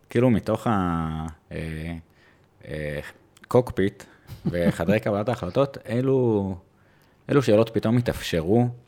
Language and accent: Hebrew; Jerusalem, Jerusalem District, Israel; על הירושלים, אני ירושלמי, סתם.